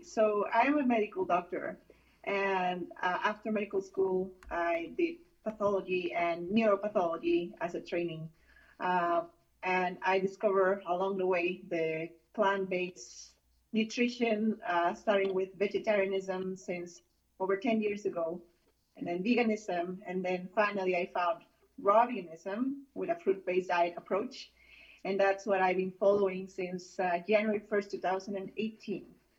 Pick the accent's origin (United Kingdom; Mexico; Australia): Mexico; moved away as an adult; now in United States; I'm from Mexico originally. Okay. And I was born there and I grew up there.